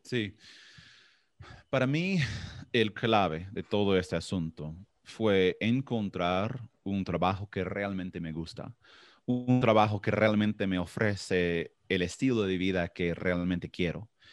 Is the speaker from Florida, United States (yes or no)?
yes; Florida, United States; Spanish is a second language; yo soy de Florida